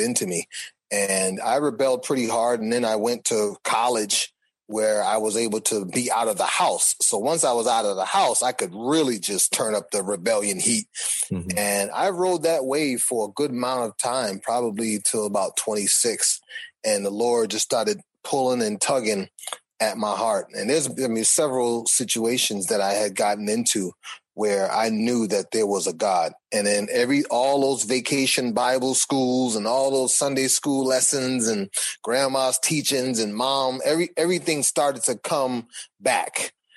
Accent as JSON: {"language": "English", "town": "Boston", "region": "Massachusetts", "country": "United States", "tie": "born or raised there", "said": "I grew up in Boston."}